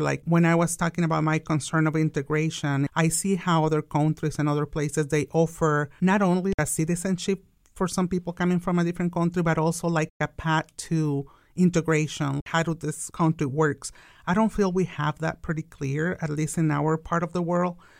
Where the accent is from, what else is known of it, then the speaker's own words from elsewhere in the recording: Tijuana, Baja California, Mexico; English is a second language; now in Wichita, United States; I'm an immigrant from Mexico. I was actually born in Tijuana, the most beautiful border from Mexico